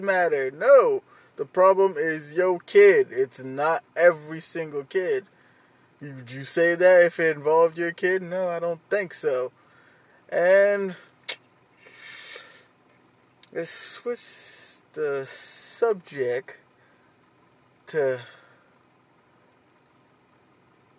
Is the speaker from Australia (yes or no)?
no; Haiti; moved away; When I was a kid, I grew up in Haiti.